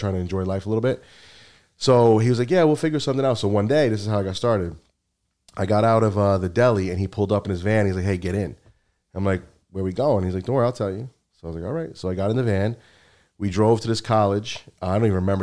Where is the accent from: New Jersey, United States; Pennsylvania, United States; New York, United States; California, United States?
New Jersey, United States; North Bergen; now in Connecticut, United States; I grew up in North Bergen, Jersey City, that area, Hudson County